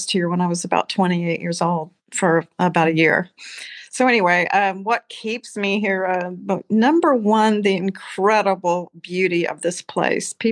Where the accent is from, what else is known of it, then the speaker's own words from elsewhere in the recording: Austin, Texas, United States; But thank God I'm from Austin.